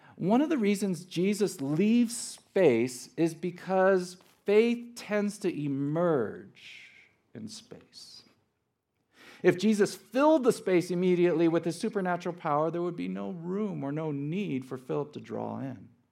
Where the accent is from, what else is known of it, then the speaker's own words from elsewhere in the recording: Los Angeles, California, United States; was born and raised in Los Angeles